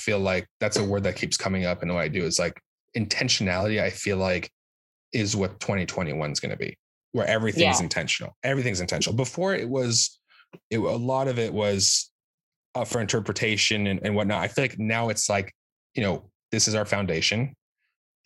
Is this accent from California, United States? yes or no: yes; California, United States; now in New York, United States; I'm from California